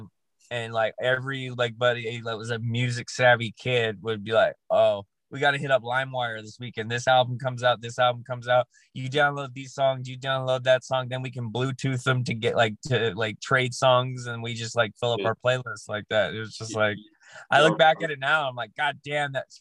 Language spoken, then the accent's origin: English; Southern California, United States; I'm from Southern California.